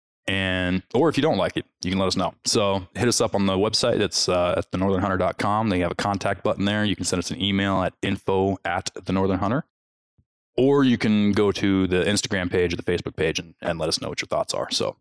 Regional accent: Midwest, United States; accent: Midwest; my Midwest accent

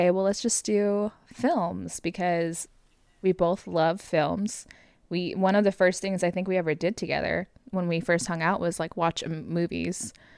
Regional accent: Southern California, United States; moved away as an adult; now in Oklahoma, United States; born and raised in Southern California

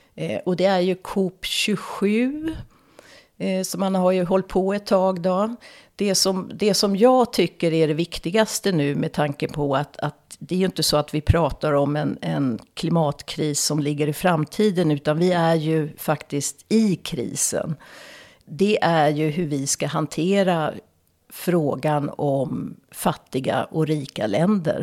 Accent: Stockholm, Stockholm County, Sweden; moved away as an adult; now in Dalarna, Sweden; Jag är som ni hör uppvuxen i Stockholm, Stockholms södra förorter. Men jag har bott i över 30 ja, cirka 30-35 år i Dalarna. Eh, men det hörs inte på min dialekt.

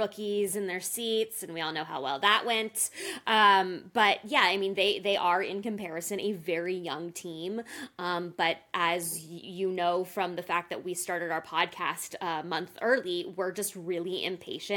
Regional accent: United States; as an American

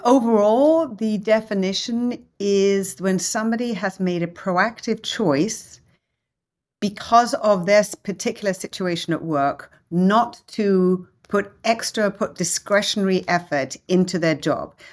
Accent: London, United Kingdom; moved away as an adult; also born or lived in Hong Kong / Germany / Italy / France; now in United States; English, grew up in London.

